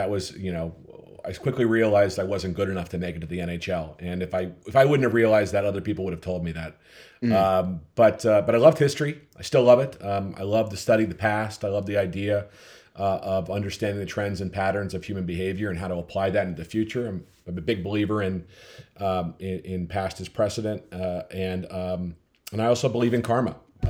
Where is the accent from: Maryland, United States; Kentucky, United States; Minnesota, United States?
Minnesota, United States; also born or lived in Connecticut / Pennsylvania; I mean, I grew up in the Midwest. I grew up in Minnesota.